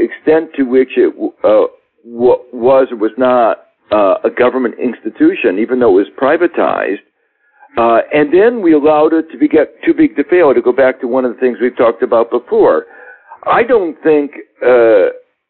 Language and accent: English; Midwest, United States; maybe I'm a Midwesterner